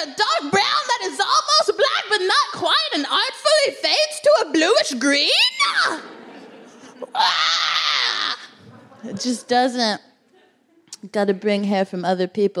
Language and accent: English; Texas, United States; now in London, United Kingdom; I'm from Texas